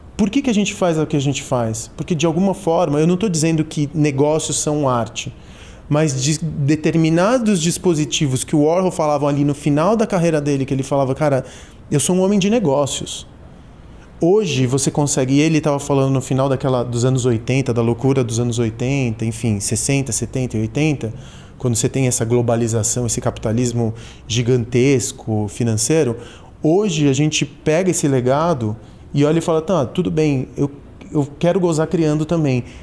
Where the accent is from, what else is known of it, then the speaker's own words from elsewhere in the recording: São Paulo, Brazil; also born or lived in Argentina; eu sou da Santa Cecília, quando eu cheguei da Argentina eu vim para Santa Cecília. Meu refúgio foi ser paulistano